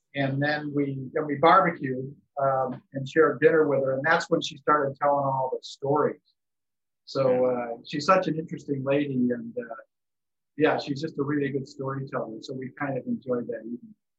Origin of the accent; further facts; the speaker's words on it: Chicago, Illinois, United States; now in San Diego, United States; I grew up in Chicago